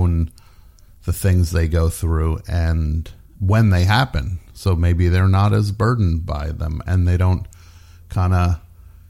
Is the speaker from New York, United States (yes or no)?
no; New Jersey, United States; a kid growing up in New Jersey